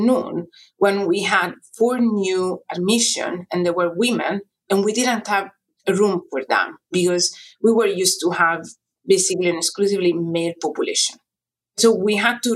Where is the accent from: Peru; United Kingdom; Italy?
Italy; moved away as an adult; now in United States; So I came from Italy